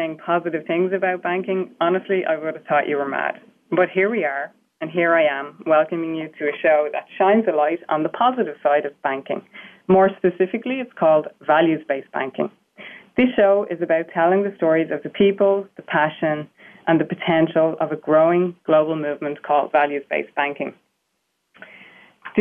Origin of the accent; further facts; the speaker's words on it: Ireland; accent: Irish; I'm sure you can hear I have an Irish accent. So the fact that I'm Irish